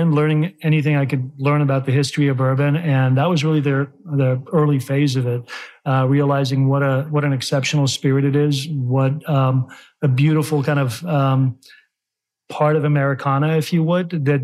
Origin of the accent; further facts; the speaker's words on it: California, United States; also born or lived in Chicago, Illinois; now in Kentucky, United States; growing up in California